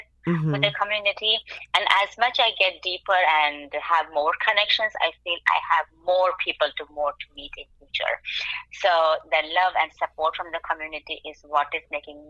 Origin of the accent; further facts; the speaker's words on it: India; now in Lehigh Valley, United States; me being from an Indian origin